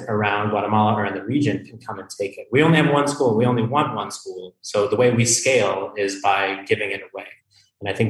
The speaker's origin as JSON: {"language": "English", "region": "Colorado", "country": "United States", "moved": "yes", "said": "I'm from Colorado"}